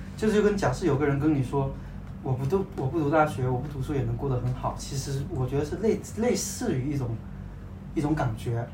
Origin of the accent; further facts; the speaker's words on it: Guangdong, China; 因为我们都是潮汕人啊